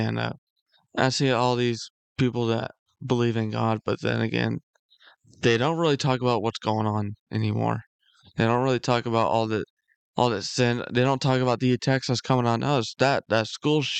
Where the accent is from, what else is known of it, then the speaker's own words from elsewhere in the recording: United States; as a patriot and as an American.